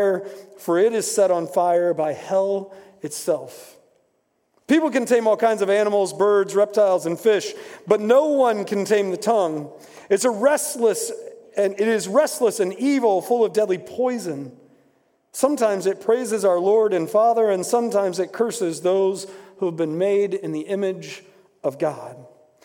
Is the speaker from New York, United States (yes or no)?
no; West Virginia, United States; moved away as an adult; also born or lived in Indiana; I grew up in West Virginia, and I had one commitment that I was not going to school in West Virginia.